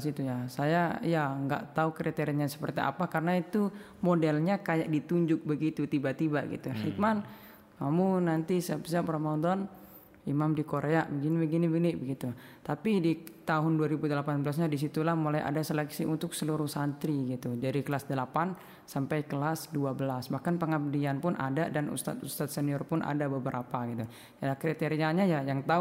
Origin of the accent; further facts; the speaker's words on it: Pemalang, Central Java, Indonesia; Asal saya dari Pemalang, Jawa Tengah.